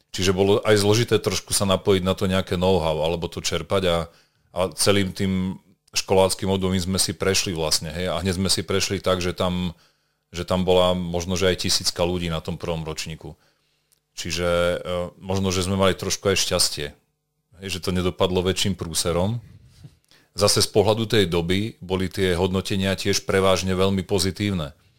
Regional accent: Banská Bystrica, Banská Bystrica Region, Slovakia; Ja som teda Bystričan, považujem sa za Bystričana a od 6 rokov zhruba do tej 18 som hral vrcholovo basketbal za Červenú hviezdu

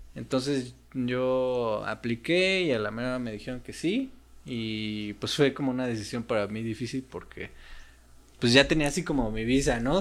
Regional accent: Mexico; also born or lived in Russia; nosotros como mexicanos y otros países necesitamos visa para Rusia

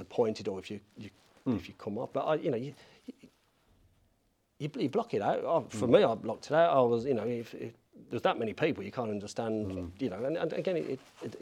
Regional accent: Birmingham, West Midlands, United Kingdom; also born or lived in Coventry; I'm a Brummie

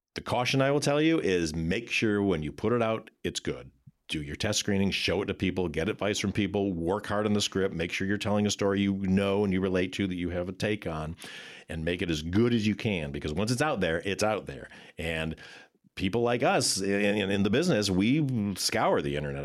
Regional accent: Michigan, United States; moved away as an adult; now in California, United States; I'm a kid from Michigan

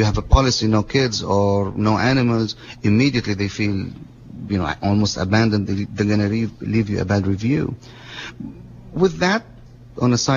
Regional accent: Lebanon; moved away as an adult; now in Monterey, United States; I was born in Lebanon. My dad is Lebanese

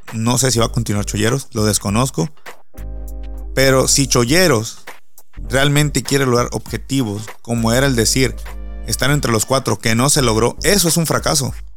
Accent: San José del Cabo, Baja California Sur, Mexico; soy de San José del Cabo

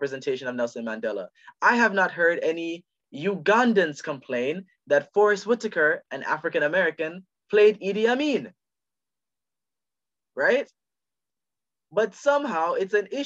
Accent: Jamaica; I'm Jamaican.

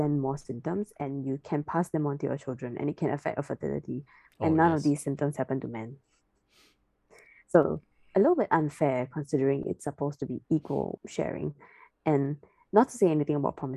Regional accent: Singapore; I'm a Singaporean citizen

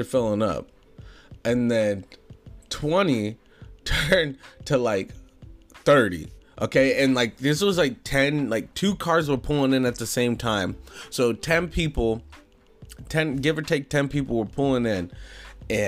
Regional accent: Ohio, United States; I'm from Ohio, so snow's very, very, very common up here

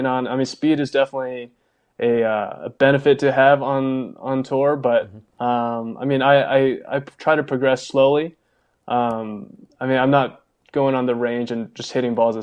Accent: California, United States; moved away as an adult; now in Las Vegas, United States; I've always been a West Coast guy, especially growing up in California.

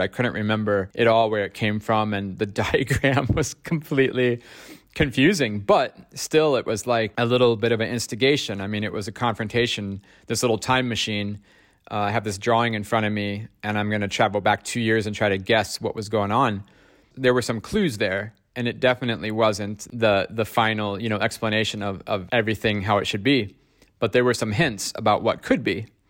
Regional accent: Ohio, United States; now in Stockholm, Sweden; growing up in Ohio, in America

